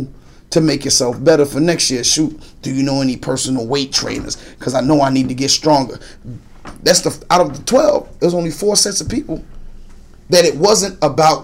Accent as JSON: {"language": "English", "town": "Orange", "region": "New Jersey", "country": "United States", "tie": "born or raised there", "moved": "yes", "said": "my hometown, Orange, New Jersey"}